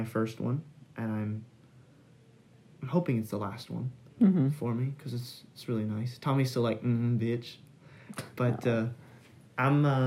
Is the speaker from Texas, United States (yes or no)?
yes; Texas, United States; we're from Texas, so we have HEB